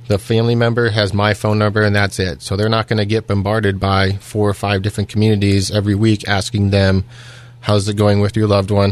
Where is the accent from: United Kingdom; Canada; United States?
United States; Iowa; moved away as an adult; also born or lived in Pittsburgh, Pennsylvania; now in South Fayette Township, United States; originally, I was born and raised in Iowa